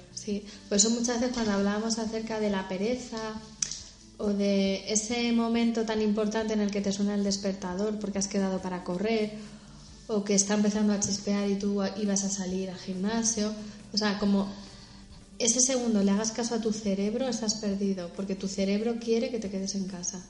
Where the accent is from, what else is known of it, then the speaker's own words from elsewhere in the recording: Madrid, Community of Madrid, Spain; Somos dos madrileñas que estamos en Madrid